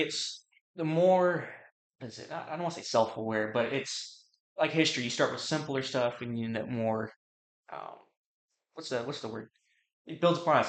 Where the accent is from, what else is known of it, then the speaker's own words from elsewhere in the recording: United States; especially as an American